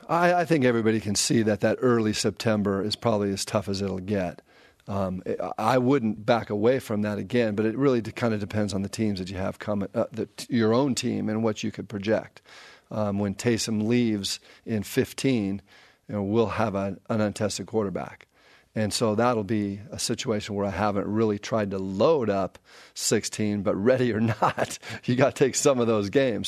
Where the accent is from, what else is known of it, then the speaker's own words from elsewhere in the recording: Pasadena, California, United States; it's in the Rose Bowl. This is my hometown